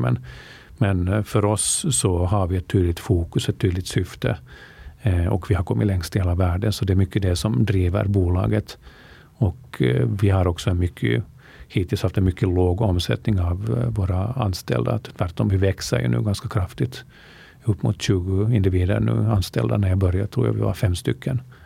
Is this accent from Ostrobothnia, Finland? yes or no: no; Helsinki, Uusimaa, Finland; moved away as an adult; also born or lived in Vaasa, Finland; now in Stockholm, Sweden; jag är uppvuxen i Finland, eh, född i Vasa. Mitt medvet medvetna liv i Finland eh, spenderade jag mest i Helsingfors